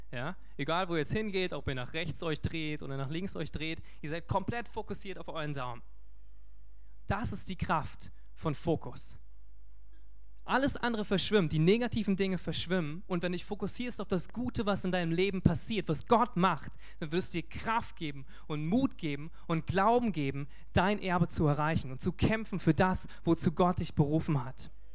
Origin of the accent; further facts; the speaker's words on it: Germany; als Deutsche